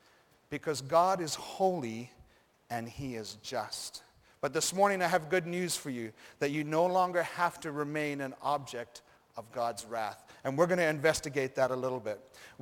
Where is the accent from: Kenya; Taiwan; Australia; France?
Kenya; Rift Valley; Then I thought of growing up in Africa, in Kenya, and going to high school at Rift Valley Academy.